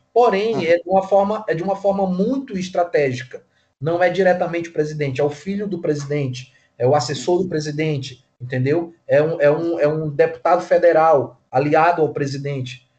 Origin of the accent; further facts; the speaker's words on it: Tucuruí, Pará, Brazil; eu nasci em Tucuruí, no Pará, que é um estado aqui ao lado do Maranhão